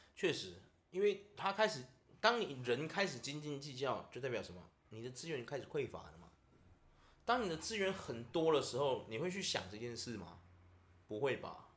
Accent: Taiwan; 我们台湾人

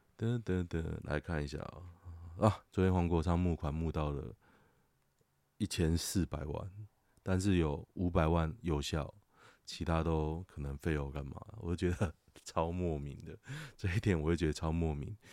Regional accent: Taoyuan, Taiwan; also born or lived in Hsinchu; 我桃园人

